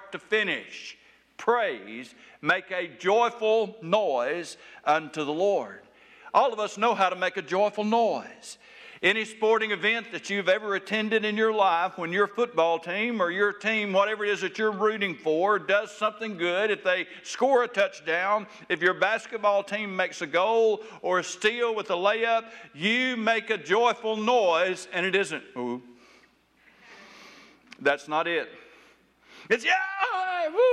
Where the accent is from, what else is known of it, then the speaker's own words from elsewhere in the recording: Taylor, Arkansas, United States; Where I grew up in South Arkansas